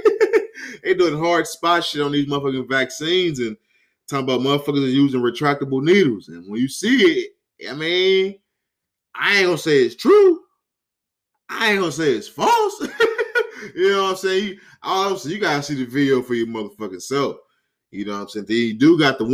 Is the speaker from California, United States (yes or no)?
yes; California, United States; I'm from Cali.